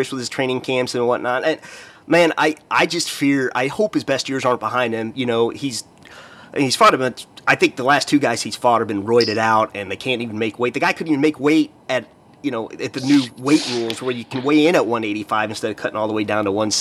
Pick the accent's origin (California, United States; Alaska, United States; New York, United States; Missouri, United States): Missouri, United States; I'm from Missouri